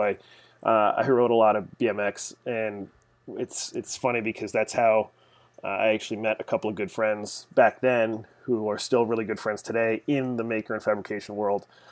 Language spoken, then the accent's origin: English; Arlington, Massachusetts, United States; grew up here in Massachusetts, just outside of Boston, uh, a little town called Arlington